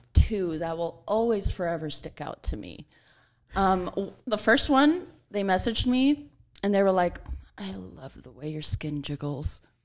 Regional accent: Los Angeles, California, United States; I grew up in North Hollywood

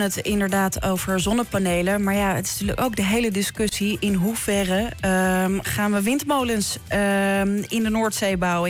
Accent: Amsterdam, North Holland, Netherlands; moved away as an adult; now in Leiden, Netherlands; toen ik opgroeide in Amsterdam Zuidoost

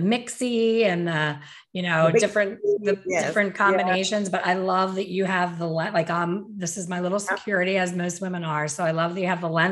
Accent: Philadelphia, Pennsylvania, United States; my hometown

